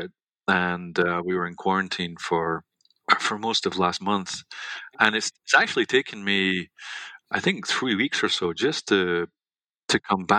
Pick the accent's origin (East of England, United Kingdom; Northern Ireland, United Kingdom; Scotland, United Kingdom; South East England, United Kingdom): Scotland, United Kingdom; also born or lived in London; My mother and father both grew up in Scotland. And I was born in London, grew up in Scotland with them.